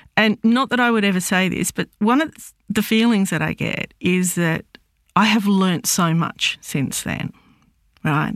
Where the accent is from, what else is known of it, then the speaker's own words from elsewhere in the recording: Australia; I'm Lebanese Australian. Um, I was born in Australia, but my m-, parents came out, I think it was in the fifties.